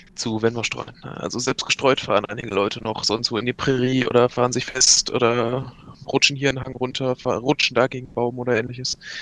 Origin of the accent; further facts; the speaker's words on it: Germany; Ich komme nicht aus Richtung Bayern, ich komme weiter aus Richtung Norden. Beziehungsweise Westen.